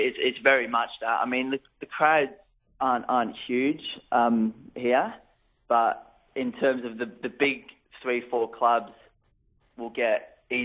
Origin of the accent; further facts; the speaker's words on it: Australia; also born or lived in United Kingdom; now in Austria; I am Australian